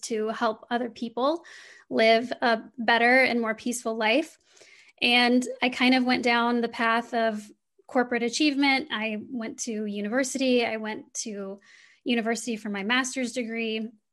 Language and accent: English; Midwestern United States, United States; I grew up in the Midwestern United States.